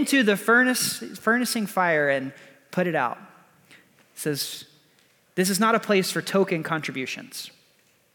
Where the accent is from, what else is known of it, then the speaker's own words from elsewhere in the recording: Texas, United States; I'm from Texas.